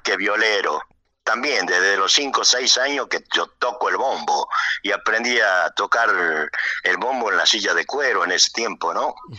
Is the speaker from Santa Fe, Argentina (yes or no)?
no; Metán, Salta, Argentina; moved away as an adult; now in Buenos Aires, Argentina; yo nací en Norcones, pero me crié de los dos años, estoy, eh, estuve en Metán hasta, hasta la avenida acá eh, a Buenos Aires